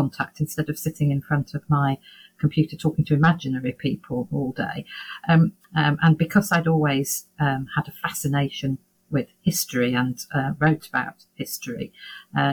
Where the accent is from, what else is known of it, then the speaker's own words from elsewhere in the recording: Yorkshire and the Humber, United Kingdom; I come from Yorkshire